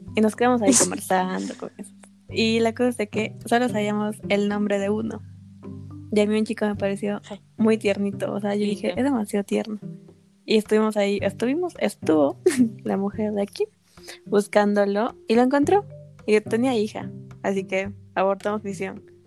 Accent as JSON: {"language": "Spanish", "region": "Arequipa", "country": "Peru", "said": "me sentía realizada como arequipeña"}